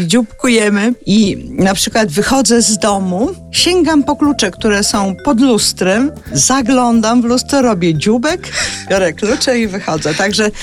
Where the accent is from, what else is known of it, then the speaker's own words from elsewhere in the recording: Zielonka, Masovian Voivodeship, Poland; od strony stacji w Zielonce, gdzie się wychowałam